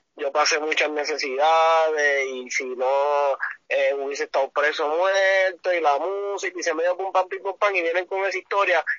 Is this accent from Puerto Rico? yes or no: yes; Puerto Rico; me abochorno como puertorriqueño